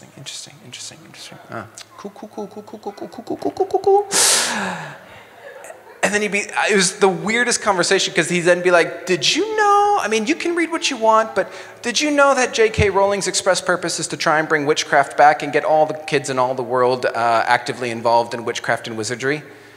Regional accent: Mexico City, Mexico; now in New Zealand; So I grew up as a missionary kid. My parents were missionaries, so I grew up in Mexico City.

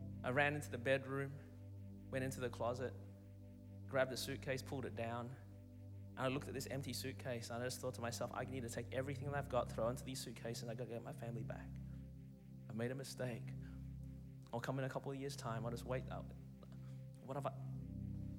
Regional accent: Melbourne, Victoria, Australia; moved away as an adult; now in Anderson, United States; I was born and raised in Melbourne, Australia

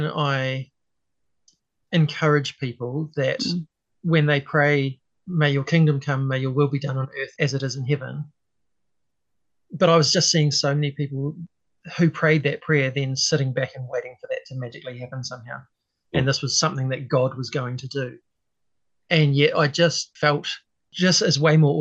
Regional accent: Hastings, Hawke's Bay, New Zealand; moved away; also born or lived in Auckland; I grew up in Hastings originally.

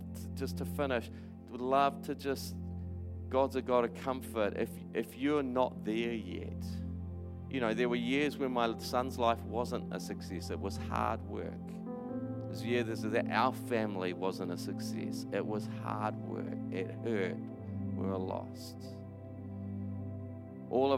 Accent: New Plymouth, Taranaki, New Zealand; moved away; also born or lived in Christchurch; I grew up in New Plymouth

